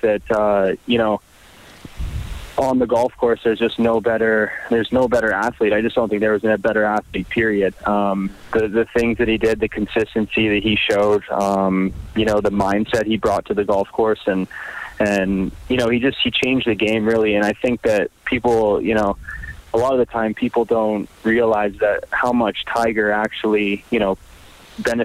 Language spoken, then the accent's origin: English; Edmonton, Alberta, Canada; I'm from Edmonton